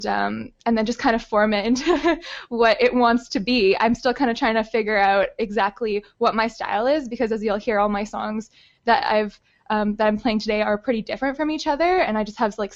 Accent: Winnipeg, Manitoba, Canada; moved away as an adult; also born or lived in Nelson, BC; I grew up in Winnipeg

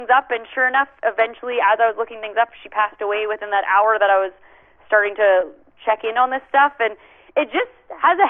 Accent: Canada; as a Canadian

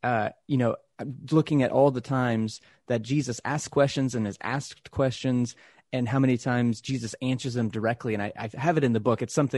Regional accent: Texas, United States; I grew up Christian. I grew up in the South in Texas.

